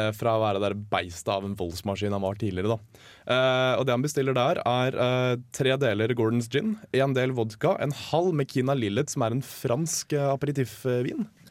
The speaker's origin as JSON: {"language": "Norwegian", "region": "Oslo", "country": "Norway", "said": "Nå kommer jeg fra Oslo vest"}